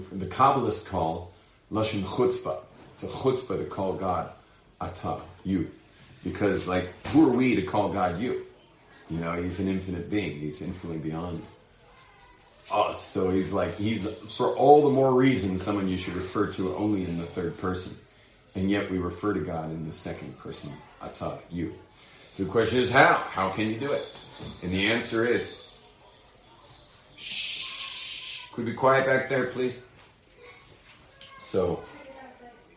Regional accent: Los Angeles, California, United States; I'm from Hollywood, but I'm not an actor

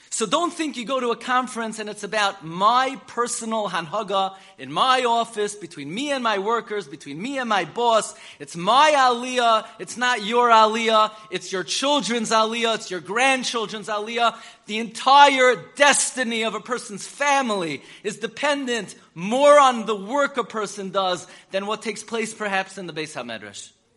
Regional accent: New York City, New York, United States; I grew up in Flatbush on M and 31st

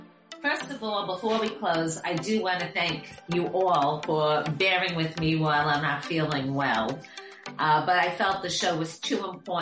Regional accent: New York, United States; So people ask me, as a New Yorker, how can New York be saved?

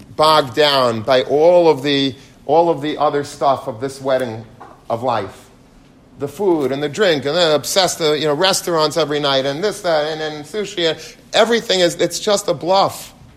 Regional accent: United States; I'm American

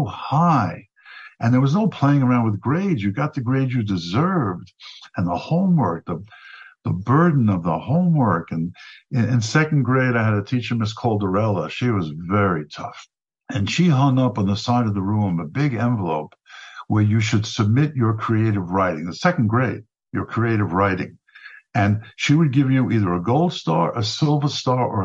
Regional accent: New York City, New York, United States; also born or lived in Flatbush, Brooklyn; in the middle of kindergarten, we moved from Flatbush to Regal Park, Queens

